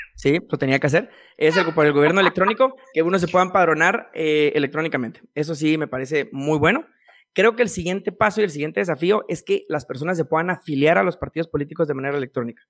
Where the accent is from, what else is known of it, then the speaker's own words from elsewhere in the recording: Quetzaltenango, Guatemala; now in Guatemala City, Guatemala; yo soy de Shela